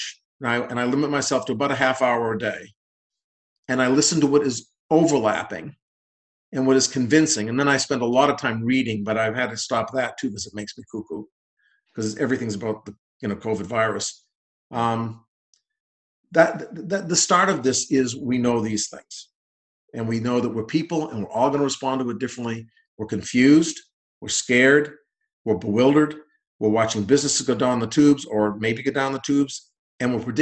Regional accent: New England, United States; moved away as an adult; also born or lived in Boston; now in West Virginia, United States; I'm from New England originally

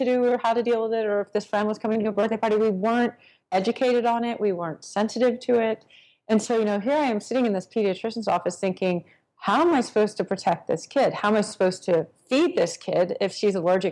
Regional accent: Texas, United States; I grew up in Texas

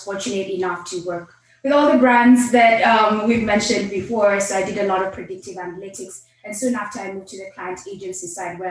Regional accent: Kenya; moved away as an adult; now in United States; I was literally born and raised in Kenya, did my elementary, high school, college in Kenya

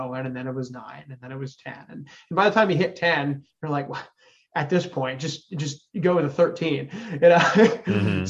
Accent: Connecticut, United States; moved away as an adult; now in Austin, United States; I grew up in Connecticut. So I came down to Austin to work in video game development

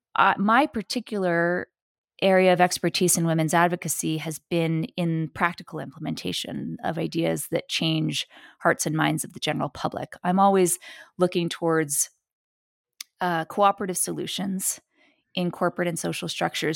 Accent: New York City, New York, United States; I was born and raised in New York City

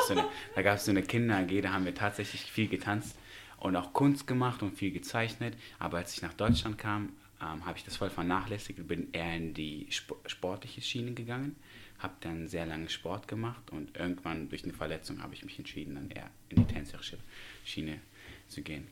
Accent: Tashkent, Uzbekistan; moved away; Ich komme aus Usbekistan gebürtig, aus Taschkent

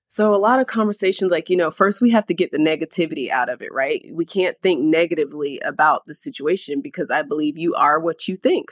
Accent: Sarasota, Florida, United States; I am born and raised in Sarasota

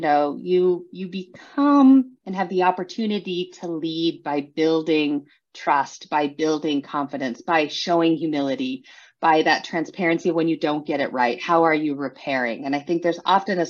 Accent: San Juan Islands, Washington, United States; I grew up in the San Juan Islands up in Washington State in the U.S.

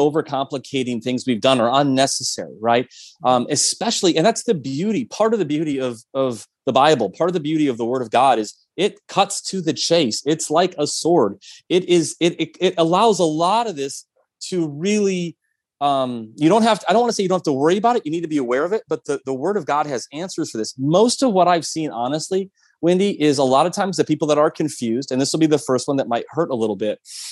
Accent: Midwest, United States; also born or lived in Minnesota; I actually went to school in Minnesota and I'm from the Midwest

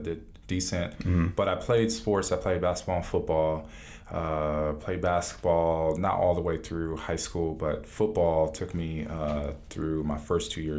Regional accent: Cleveland, Ohio, United States; now in Atlanta, United States; I grew up in Cleveland, Ohio

